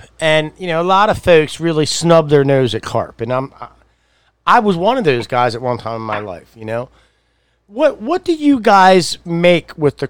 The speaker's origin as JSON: {"language": "English", "town": "Edgewood", "region": "Maryland", "country": "United States", "tie": "born or raised there", "said": "where I lived growing up in Harford Square in Edgewood"}